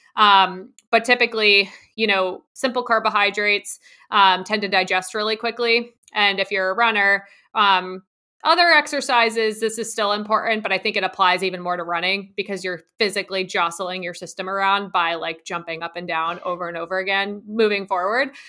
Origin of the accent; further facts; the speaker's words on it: New Jersey, United States; I grew up in New Jersey on a horse farm